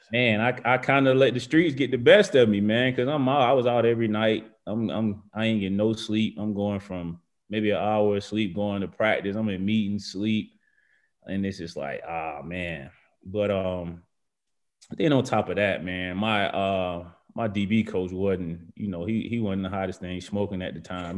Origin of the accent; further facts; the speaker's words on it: Macon, Georgia, United States; moved away as an adult; also born or lived in Virginia / Alabama; I'm from Georgia.